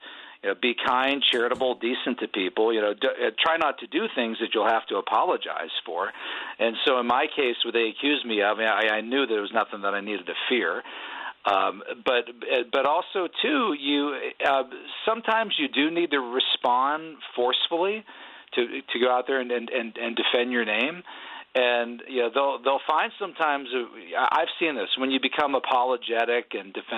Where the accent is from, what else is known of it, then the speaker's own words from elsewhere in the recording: Pennsylvania, United States; I'm from Pennsylvania. I'm a Union guy